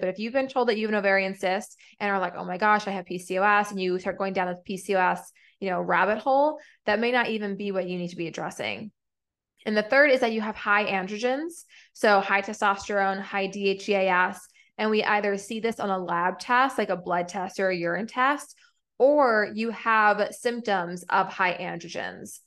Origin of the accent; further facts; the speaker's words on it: New England, United States; now in Atlanta, United States; I'm from New England